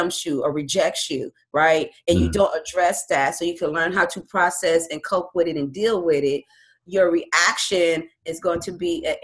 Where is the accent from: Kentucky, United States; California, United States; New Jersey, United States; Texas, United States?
California, United States; Compton; also born or lived in Long Beach, California; growing up in Compton and Long Beach